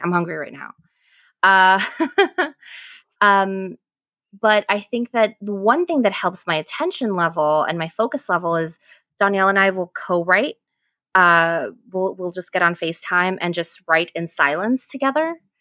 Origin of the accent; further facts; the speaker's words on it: Ecuador; moved away; I'm from Ecuador